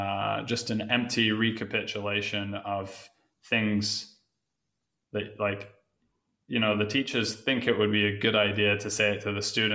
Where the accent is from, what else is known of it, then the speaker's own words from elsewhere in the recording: England, United Kingdom; Growing up in England, I was always drawn to like that sort of late 60s time